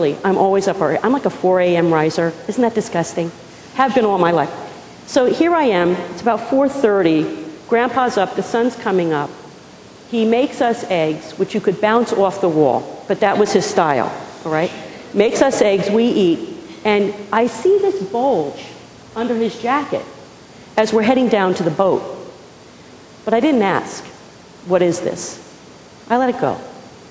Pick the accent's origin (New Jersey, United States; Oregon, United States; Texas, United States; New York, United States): New Jersey, United States; Pequannock; moved away; I was born and raised in a small town called Pequannock, New Jersey